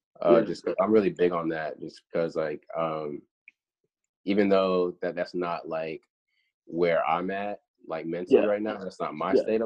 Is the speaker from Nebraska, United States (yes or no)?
no; Florida, United States; moved away; I'm from Florida, you know, like originally.